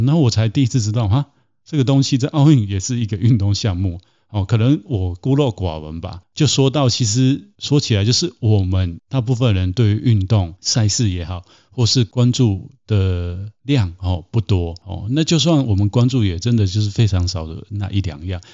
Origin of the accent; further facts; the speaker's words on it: Taiwan; 我从小是在台湾长大